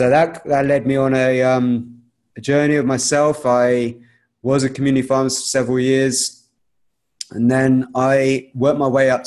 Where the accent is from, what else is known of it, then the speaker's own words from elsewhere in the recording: London, United Kingdom; I was actually born in the UK in London. I'm Indian. I come from that background